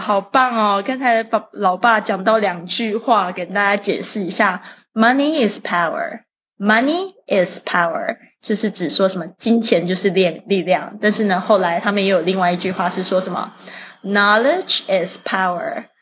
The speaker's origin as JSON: {"language": "Chinese", "country": "Taiwan", "tie": "born or raised there", "said": "那我在这个台湾出生长大"}